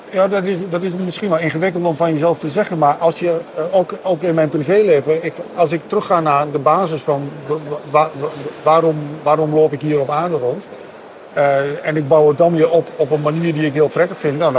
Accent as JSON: {"language": "Dutch", "region": "Overijssel", "country": "Netherlands", "said": "ik ben een Sallander, maar daar hadden eh, de luisteraars en kijkers al aan gehoord natuurlijk."}